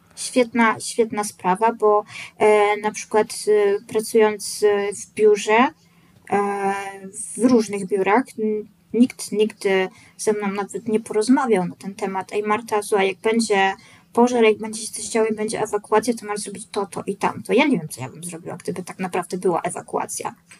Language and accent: Polish; Poland; jestem z Polski